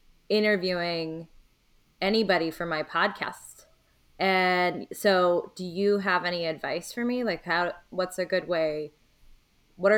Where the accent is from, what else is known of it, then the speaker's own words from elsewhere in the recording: Old Bridge, New Jersey, United States; now in Brooklyn, United States; So I grew up in New Jersey too. I'm in Brooklyn now, but I grew up in a place called Old Bridge, New Jersey.